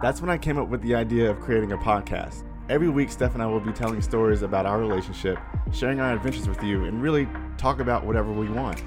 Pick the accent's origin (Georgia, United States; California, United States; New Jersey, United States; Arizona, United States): Georgia, United States; Atlanta; moved away as an adult; now in Los Angeles, United States; I'm from Atlanta. So I grew up in Atlanta, um, moved out to L A actually a year, six years ago today